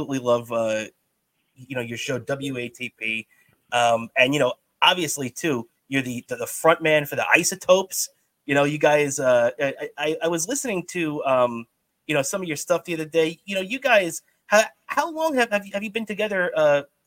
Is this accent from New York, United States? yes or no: yes; Long Island, New York, United States; I'm from Long Island. I grew up a Jets fan right down the street from Hofstra University